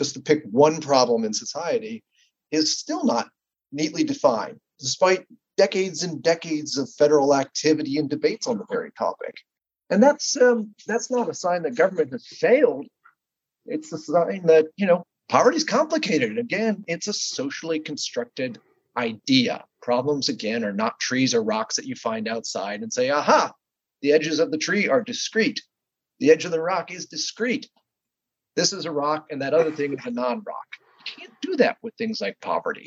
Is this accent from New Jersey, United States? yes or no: no; Ohio, United States; when I was growing up in Ohio